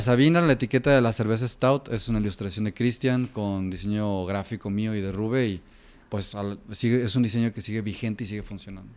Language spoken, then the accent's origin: Spanish; Guadalajara, Jalisco, Mexico; Yo crecí aquí en Guadalajara toda mi vida.